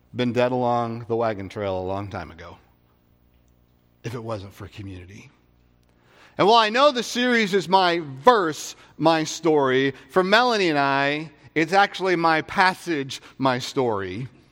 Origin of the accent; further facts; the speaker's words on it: Vancouver, Washington, United States; I grew up in Vancouver, Washington